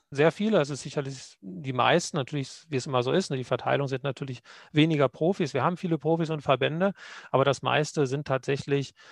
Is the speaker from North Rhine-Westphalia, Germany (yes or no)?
no; Lower Saxony, Germany; Nee, man sagt, äh, das akzentfreiste Deutsch Deutschlands von der Gegend, wo ich herkomme.